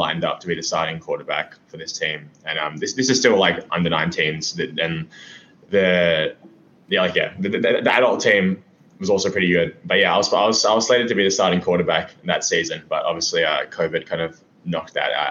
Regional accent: Melbourne, Victoria, Australia; I'm from Melbourne, Australia. It's kind of, it's in Victoria

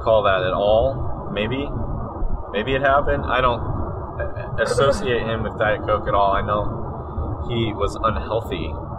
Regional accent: Oklahoma, United States; We're from Oklahoma, and Oklahoma, they call it pop, so I'm calling it pop, and that's what we call it.

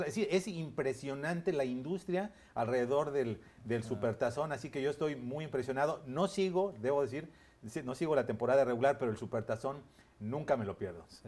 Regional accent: Mexico; yo como mexicano

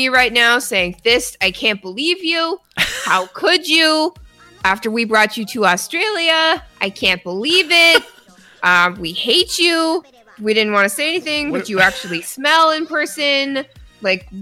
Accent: Canada; now in United States; As a Canadian living in the United States of America

